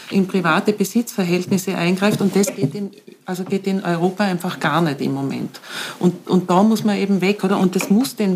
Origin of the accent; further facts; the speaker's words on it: Bludenz, Vorarlberg, Austria; Nütziders ist ein, also ist ein kleiner, kleines Dorf, neben ehemaliges Dorf, neben Bludens, wo ich aufgewachsen bin.